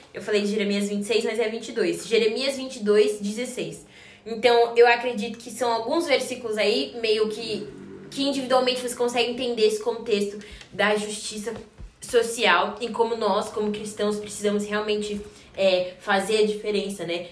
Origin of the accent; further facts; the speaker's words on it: Brazil; eu como brasileira